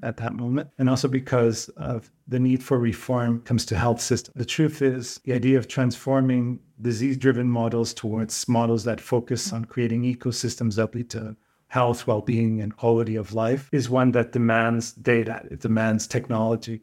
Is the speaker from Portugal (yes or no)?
yes; Portugal; back home in Portugal